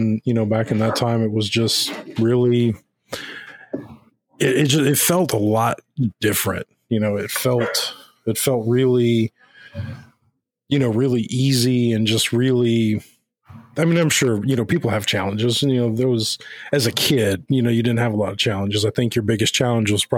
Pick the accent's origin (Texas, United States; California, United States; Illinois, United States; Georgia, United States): Texas, United States; Houston; I grew up in South Texas, you know, big metro area of Houston.